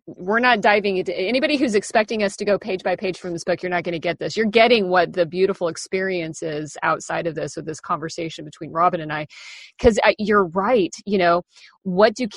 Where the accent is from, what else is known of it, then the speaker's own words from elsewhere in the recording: Kansas, United States; moved away as an adult; also born or lived in Seattle; when I turned 18, I moved from Kansas